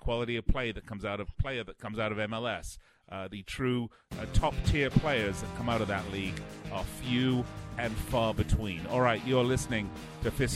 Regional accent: United Kingdom; moved away; being British

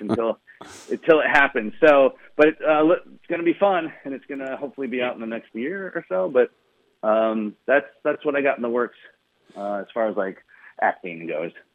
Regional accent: Michigan, United States; moved away as an adult; now in San Francisco, United States; I grew up in Michigan, so I grew up a Pistons fan

